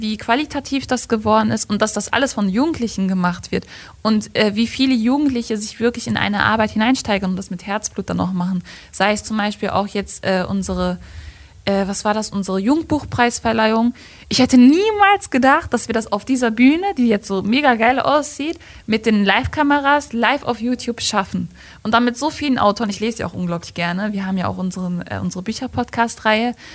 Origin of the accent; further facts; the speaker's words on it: Gladbeck, North Rhine-Westphalia, Germany; Ich komme aus Gladbeck